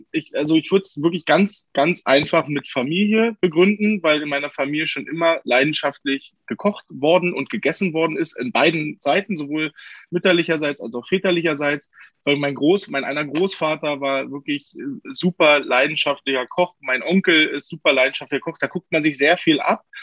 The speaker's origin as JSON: {"language": "German", "town": "Potsdam", "region": "Brandenburg", "country": "Germany", "also_born_or_lived": "Bad Saarow", "lives_now": "Hamburg, Germany", "said": "ich bin geboren in der Nähe von äh, Berlin in Bad Saro bei Frankfurt oder und bin Potsdamer."}